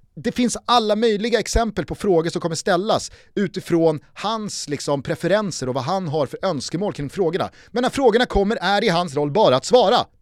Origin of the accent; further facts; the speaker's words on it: Sweden; vi är också svenskar